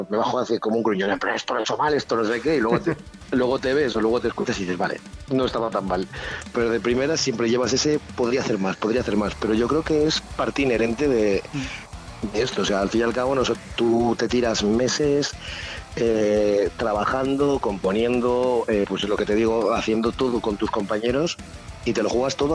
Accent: Alicante, Valencian Community, Spain; now in Vitoria-Gasteiz, Spain; soy alicantino

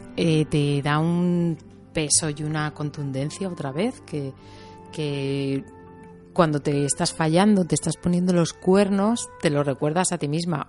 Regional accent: Teruel, Aragon, Spain; soy de Teruel, entonces se me nota.

